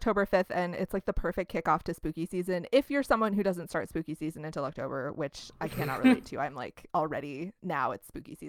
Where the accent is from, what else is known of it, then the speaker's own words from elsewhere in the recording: Midwest, United States; We're from the Midwest.